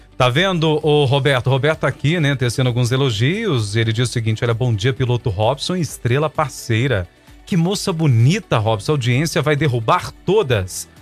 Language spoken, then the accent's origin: Portuguese; Brazil; Eu sou brasileiro.